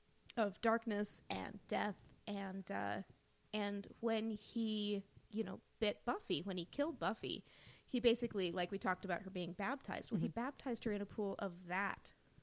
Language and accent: English; Utah, United States; for Utah, we're actually pretty mean.